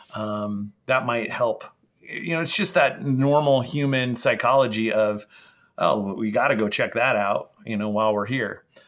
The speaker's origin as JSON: {"language": "English", "area": "the Northwest", "region": "Pacific Northwest", "country": "United States", "tie": "born or raised there", "said": "I grew up here in the Northwest"}